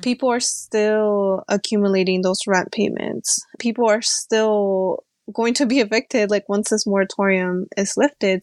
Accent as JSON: {"language": "English", "town": "Alexandria", "region": "Virginia", "country": "United States", "tie": "born or raised there", "also_born_or_lived": "Peru", "said": "I'm a longtime resident of Alexandria City. I immigrated here from Peru when I was about six years old with my family"}